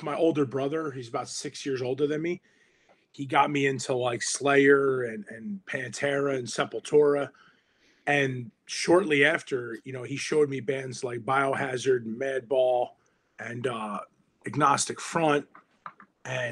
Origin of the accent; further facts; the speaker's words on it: Hudson County, New Jersey, United States; growing up in Hudson County